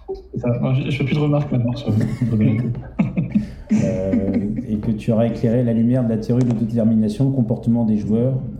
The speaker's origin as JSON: {"language": "French", "town": "Paris", "region": "Île-de-France", "country": "France", "tie": "born there", "also_born_or_lived": "Marseille / London", "said": "Euh, je suis parisien à la base. Hein. Je, suis né à Paris."}